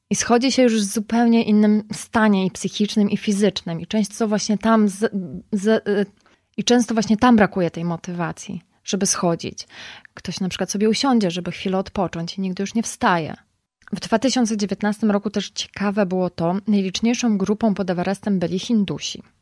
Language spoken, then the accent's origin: Polish; Poland; że jestem z Polski